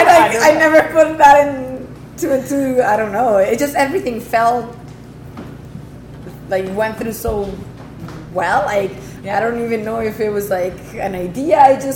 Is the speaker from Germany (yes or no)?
no; Mexico; moved away as an adult; also born or lived in Toronto, Canada; now in Prince Edward County, Canada; I'm originally from Mexico, lived in Toronto for 7 years, and now in the county for almost 2.5.